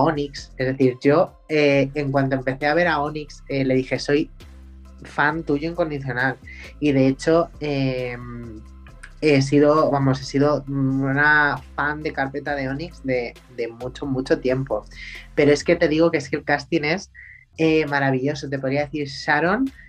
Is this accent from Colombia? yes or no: no; Spain; en mi país